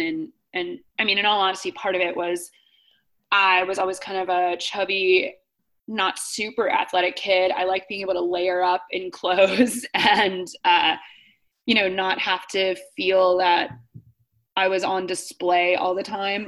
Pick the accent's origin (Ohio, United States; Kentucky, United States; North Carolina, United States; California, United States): Ohio, United States; Akron; I grew up outside of Akron, Ohio